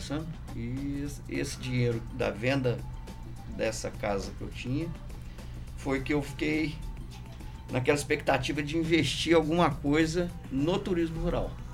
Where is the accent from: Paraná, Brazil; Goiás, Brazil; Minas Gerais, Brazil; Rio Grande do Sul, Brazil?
Minas Gerais, Brazil; Lambari; moved away as an adult; also born or lived in Rio de Janeiro; eu saí do Lambari e, e eu saí daqui querendo voltar